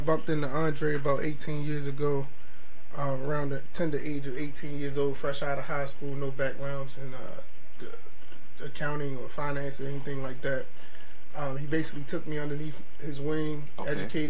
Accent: New York City, New York, United States; Right. I'm originally from New York

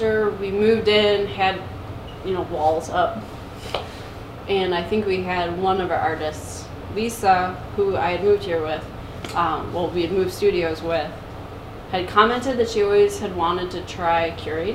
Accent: Brighton, Michigan, United States; I grew up in Brighton, Michigan.

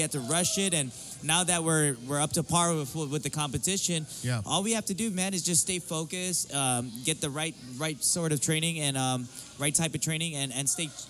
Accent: Guam; moved away; I grew up as a local boy in Guam. You know, I grew up down in Camichilli Tree Store in Zonia, and I ran the register. I worked at the store, and. You know, even going to the church, you know, I always kept my faith with God.

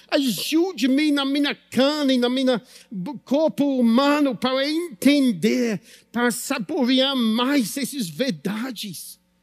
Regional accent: United Kingdom; Portuguese is a second language; moved away; Sou britânico

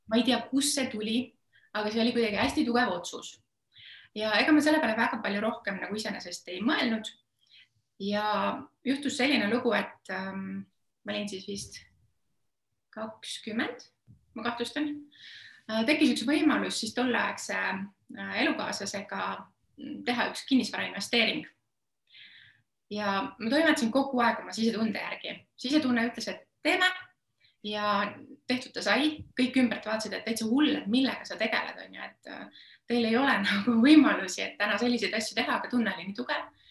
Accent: Estonia; üles kasvanud ma olen üsna tavalises Eesti peres

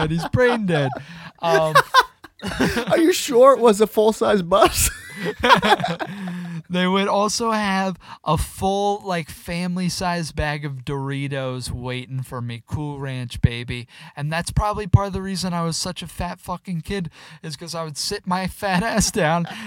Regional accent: the South, United States; I grew up in the South

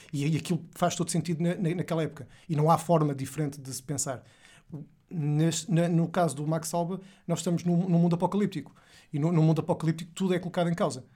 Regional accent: Porto, Norte, Portugal; eu sou de, do Porto, não sou de Lisboa

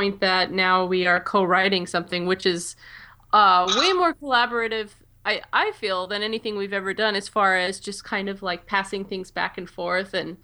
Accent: Colorado, United States; moved away as an adult; now in New York, United States; I'm from Colorado

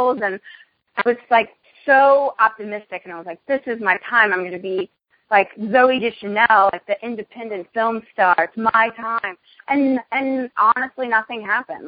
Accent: Nashville, Tennessee, United States; Growing up in Nashville, like, country music was very prevalent in my life

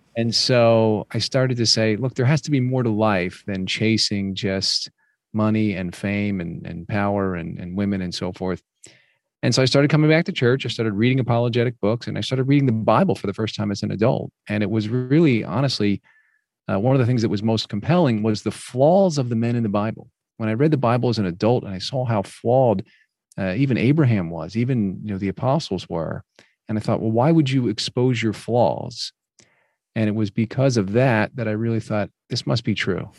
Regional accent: New Jersey, United States; I grew up mostly in New Jersey

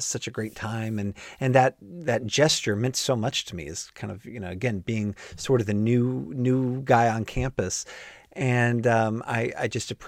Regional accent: Goodlettsville, Tennessee, United States; in Goodlettsville, my hometown

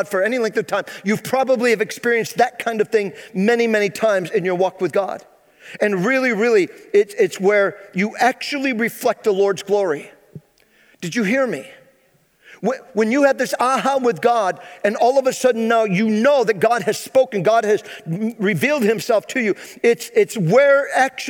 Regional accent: Phoenix, New York, United States; I was born and raised here in Central New York. I graduated high school here in Phoenix, New York.

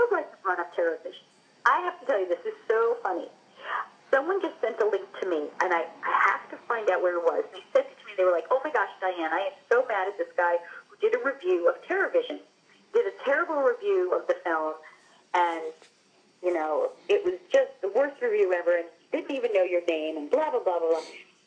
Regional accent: Long Island, New York, United States; I'm from Long Island

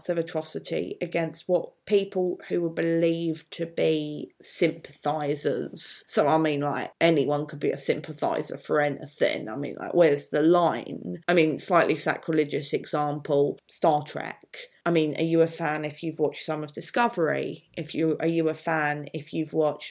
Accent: United Kingdom; I'm white British, but my mum's family are originally from the Republic of Ireland

